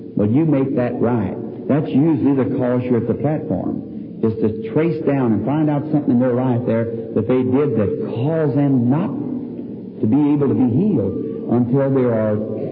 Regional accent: the South, United States; I'm from the South

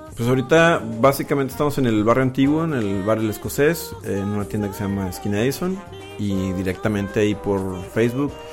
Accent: Monterrey, Nuevo León, Mexico; also born or lived in New England; nací y crecí aquí en Monterrey

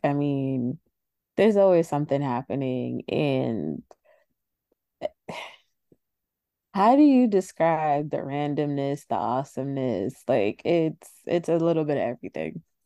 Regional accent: New York City, New York, United States; accent: New York; I'm from New York

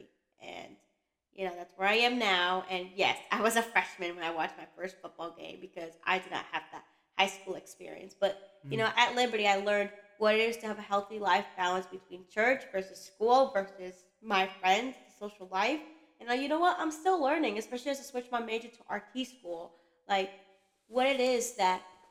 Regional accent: Long Island, New York, United States; I'm from Long Island

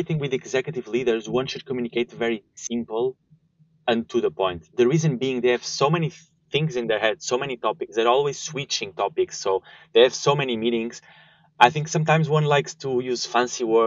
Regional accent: Porto, Norte, Portugal; moved away as an adult; also born or lived in Sweden; now in Germany; I was born and raised in Porto, studied there and the whole school system and then also university.

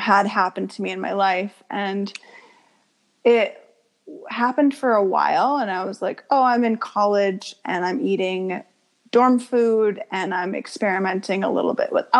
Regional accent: Portland, Maine, United States; So I was born in Portland, Maine, and I was raised about 20 minutes outside of Portland near a lake area. So I grew up there.

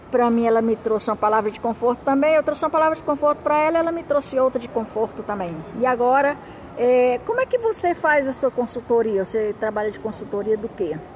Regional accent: Humaitá, Amazonas, Brazil; Eu sou de Humaitá, Amazonas.

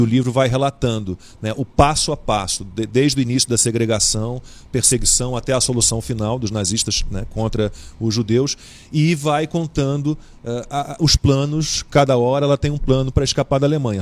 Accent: Brazil; todos nós, os descendentes é, da Elise que nasceram no Brasil, somos alemães também

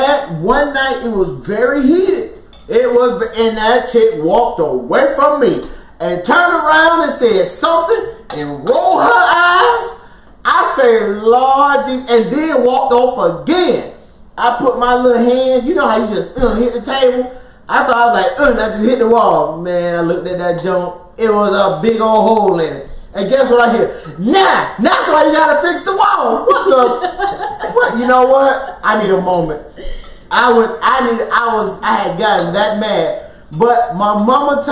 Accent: Florida, United States; moved away; also born or lived in Alaska; we're originally from Florida

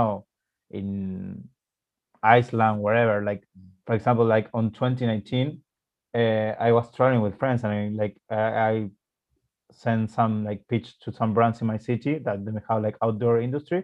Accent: Argentina; moved away as an adult; in my city, in my hometown city. So I have or used to have an agency in Argentina

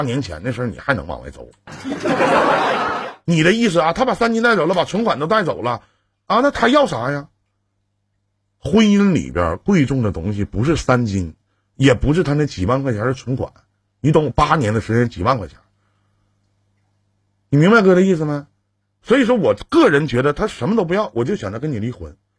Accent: Northeast China, China; accent: Northeastern dialect; 用我们东北话来讲，

